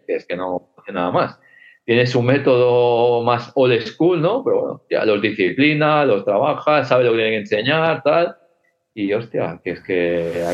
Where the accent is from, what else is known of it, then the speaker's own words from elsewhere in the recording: Viladecans, Catalonia, Spain; also born or lived in Castelldefels; soy de Villadecans, pero yo estoy en Castilla En Villadecans, cuando había un problema, venían a partirme la cara